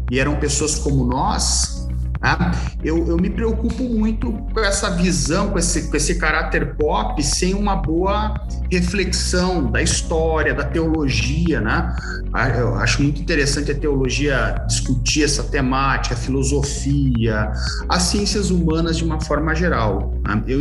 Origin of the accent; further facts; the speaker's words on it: Joinville, Santa Catarina, Brazil; na cidade de onde eu, de onde eu venho, Joinville, uh, as histórias familiares são muito mediadas pela Segunda Guerra Mundial.